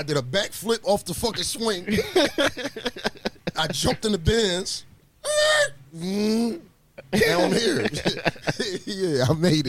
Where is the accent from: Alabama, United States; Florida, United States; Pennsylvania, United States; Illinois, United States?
Pennsylvania, United States; Philadelphia; also born or lived in Houston, Texas; I'm from Houston. Yeah, I was born in Houston, and I moved to Philly when I was like 6 years old. I moved to North Philadelphia, down like 33rd and Fairmount Park and all that.